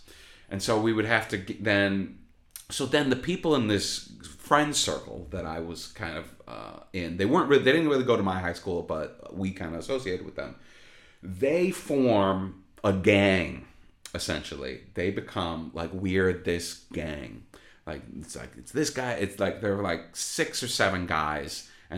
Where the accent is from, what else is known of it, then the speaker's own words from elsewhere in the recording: Chicago, Illinois, United States; moved away; I mean, like I said, I'm from Chicago.